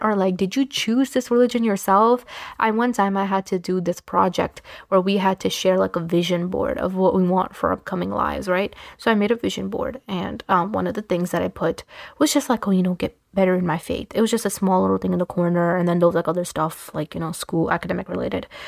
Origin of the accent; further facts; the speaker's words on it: Pakistan; I'm Pakistani